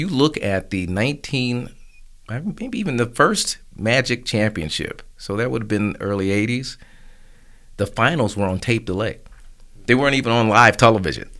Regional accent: Tulsa, Oklahoma, United States; I grew up really in the last days of Black Wall Street.

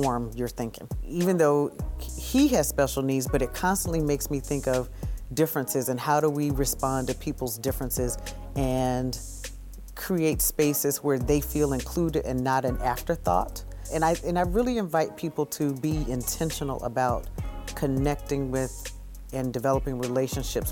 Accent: Augusta, Georgia, United States; also born or lived in Columbus, Ohio; now in Syracuse, United States; I was born in Augusta, Georgia, so I'm a Georgia peach. I grew up with my mom and dad

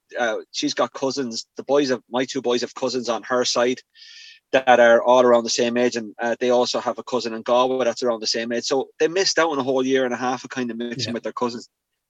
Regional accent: Coventry, West Midlands, United Kingdom; born there; I was born in Coventry. Yeah.

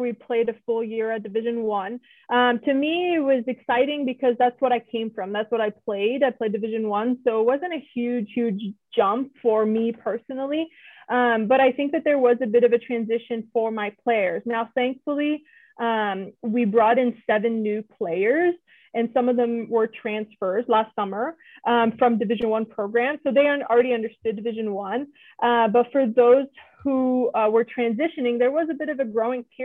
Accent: Canada; moved away as an adult; also born or lived in Seattle, Washington; now in Texas, United States; I'm from Canada. I was born and raised in Canada.

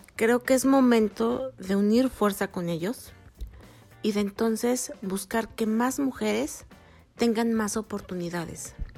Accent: Mexico; como mexicanas, especialmente como mexicanas

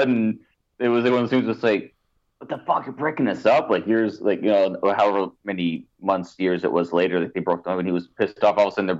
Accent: Canada; being Canadian

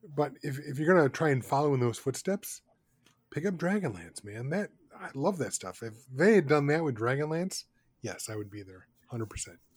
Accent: United States; as an American

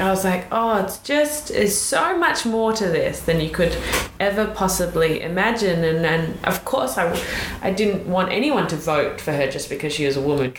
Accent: Australia; now in United States; being an Australian and not being able to vote

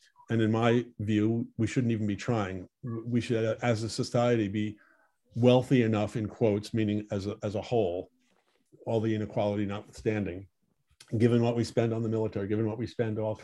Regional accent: Stamford, Connecticut, United States; moved away; also born or lived in Westport, Connecticut / Southport, Connecticut; I grew up in Stamford

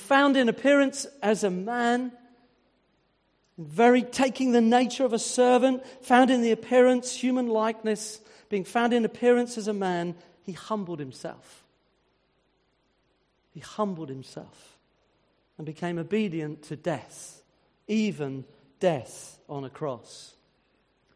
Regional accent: United Kingdom; being British

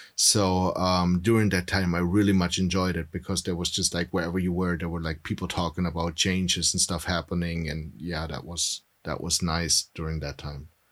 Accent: Germany; now in United States; In Germany, I was, I'm dual citizen. So in Germany, I was always the American

